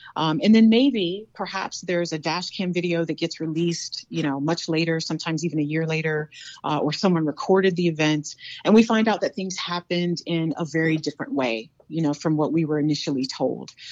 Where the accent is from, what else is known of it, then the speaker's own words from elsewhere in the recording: North Carolina, United States; now in South Dakota, United States; I'm from North Carolina. Um, very proud of my Southern roots